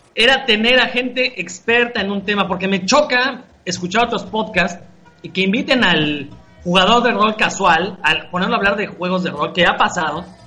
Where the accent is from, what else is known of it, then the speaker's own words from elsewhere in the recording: Mexico; somos mexicanos